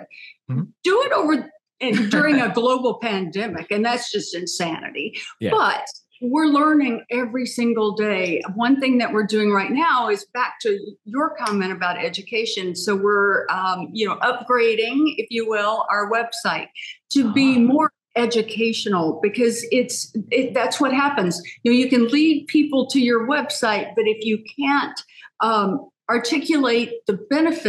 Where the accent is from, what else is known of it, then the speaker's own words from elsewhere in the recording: Texas, United States; moved away as an adult; also born or lived in Chicago; now in Arizona, United States; I'm from Texas, and I spent most of my life in Texas